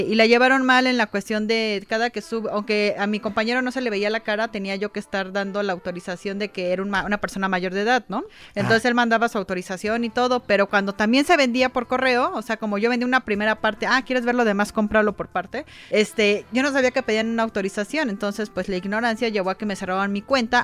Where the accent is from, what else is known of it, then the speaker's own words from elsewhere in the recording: Mexico; somos medio vulgarzones, somos doble sentido el mexicano